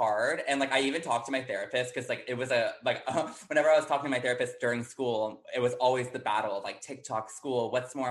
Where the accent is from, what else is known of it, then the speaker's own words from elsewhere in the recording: Houston, Texas, United States; moved away as an adult; now in New York City, United States; I grew up in Houston, Texas